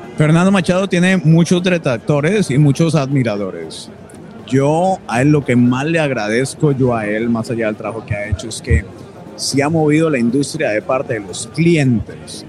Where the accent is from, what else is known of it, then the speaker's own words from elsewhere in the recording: Colombia; los colombianos